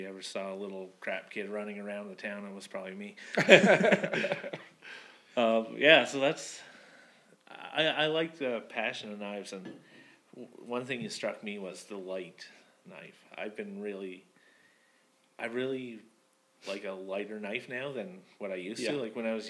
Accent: Pictou, Nova Scotia, Canada; moved away; my hometown has a knife factory in it

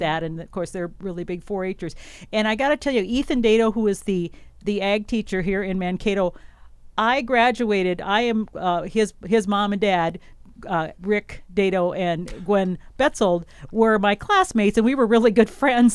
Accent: Wisconsin, United States; moved away; I'm from Wisconsin, a big dairy farm there

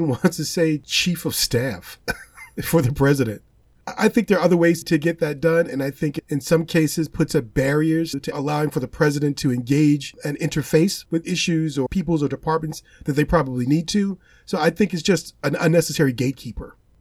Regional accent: Gary, Indiana, United States; moved away as an adult; I'm identifying where I come from as my hometown of Gary, Indiana

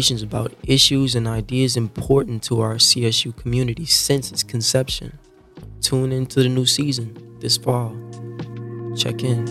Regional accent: Louisiana, United States; I'm from Louisiana

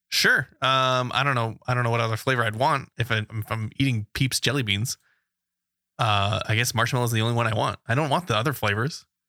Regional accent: West Coast, United States; we're from the West Coast

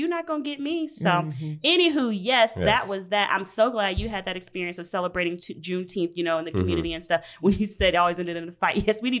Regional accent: Georgia, United States; now in Minneapolis, United States; So I'm from Georgia. Okay. Grew up. Bible Belt, whatever. And so grew up predominantly white areas.

